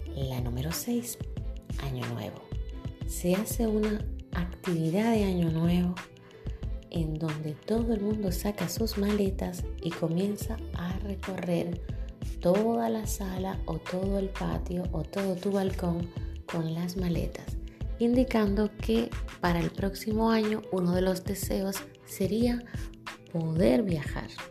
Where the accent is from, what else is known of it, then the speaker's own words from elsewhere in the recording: Santiago de los Caballeros, Santiago, Dominican Republic; de la zona norte de donde soy yo, de Santiago